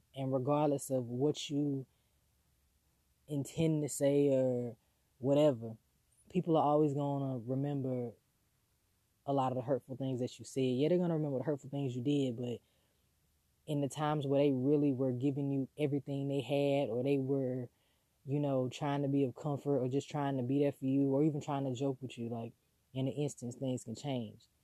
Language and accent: English; the South, United States; growing up in the South